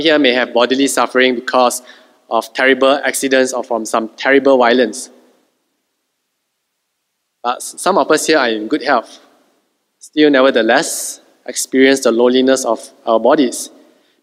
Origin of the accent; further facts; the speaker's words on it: Malaysia; Being a Malaysian is our secondary identity